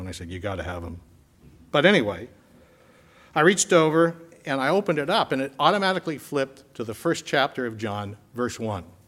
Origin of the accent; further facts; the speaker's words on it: Winchester, Massachusetts, United States; was a member of Parish of the Epiphany in Winchester, Massachusetts